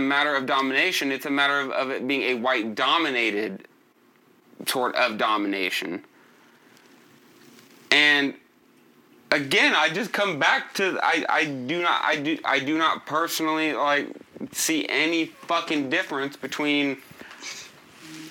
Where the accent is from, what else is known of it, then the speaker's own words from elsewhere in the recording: United States; I fucking like being American. I love being American